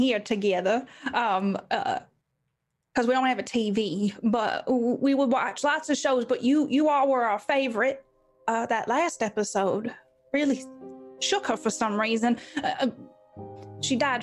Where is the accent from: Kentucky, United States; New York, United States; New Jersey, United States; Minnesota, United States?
Kentucky, United States; I grew up here in Kentucky